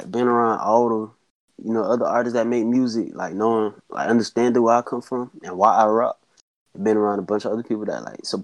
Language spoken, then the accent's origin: English; South Carolina, United States; Well, I'm from Bestford. originally from Bestford, South Carolina.